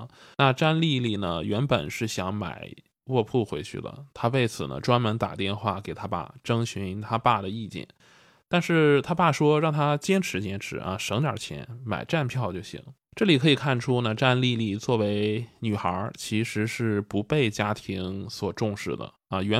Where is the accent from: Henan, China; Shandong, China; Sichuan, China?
Shandong, China; Jinan; 那比如说我家是济南的，那坐火车还是坐长途，我是怎么回去啊？